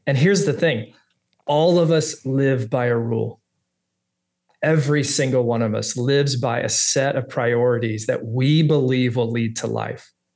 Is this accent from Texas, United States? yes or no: yes; Texas, United States; also born or lived in Orange County, California; now in Little Rock, United States; I'm from Texas